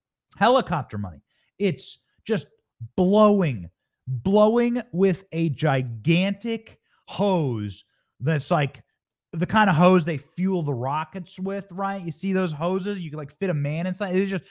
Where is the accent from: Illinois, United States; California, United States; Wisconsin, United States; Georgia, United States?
California, United States; Los Angeles; born there; I was born in Los Angeles. Didn't live there for long, but I was born in Los Angeles.